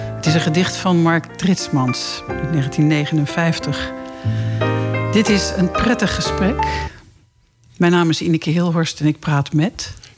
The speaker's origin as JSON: {"language": "Dutch", "town": "Laren", "region": "North Holland", "country": "Netherlands", "said": "ik kom ook uit Laren"}